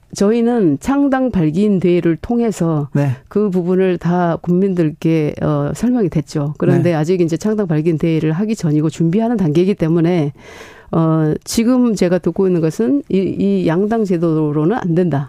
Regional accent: Honam, South Korea; moved away; 실제로 호남 출신은 접니다

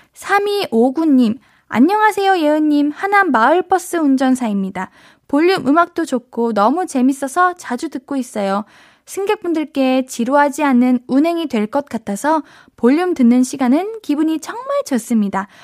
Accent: Gyeonggi Province, South Korea; 제가 어릴 때부터 경기도 살아가지고

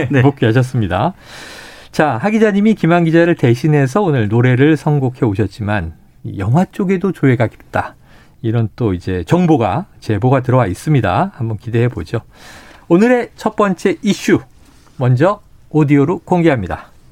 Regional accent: Seoul, South Korea; 서울에서 자란 저는

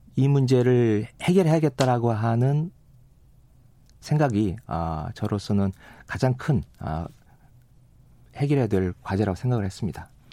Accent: Gunsan, North Jeolla, South Korea; moved away; 어, 제 고향이고

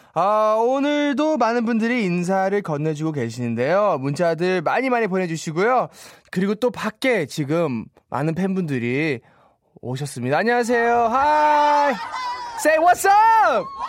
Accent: United States; Korean is a second language; moved away as an adult; now in South Korea; 미국에서 태어나고 자라가지고요

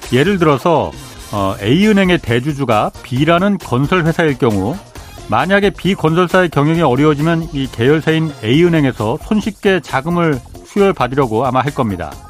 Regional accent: Boryeong, South Chungcheong, South Korea; 제 고향이 보령입니다.

